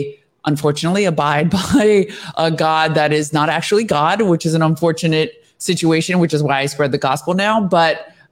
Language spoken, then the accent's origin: English; United States; I was born in the United States